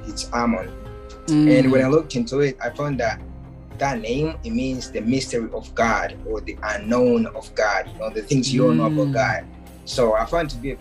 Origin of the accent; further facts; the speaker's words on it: Tanzania; now in Ottawa, Canada; a wealthy person in Tanzania, where I grew up in East Africa